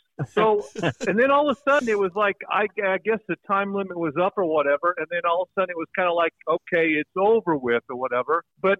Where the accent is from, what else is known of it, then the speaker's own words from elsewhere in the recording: Oklahoma, United States; And, you know, we're all from Oklahoma. We've all wrestled.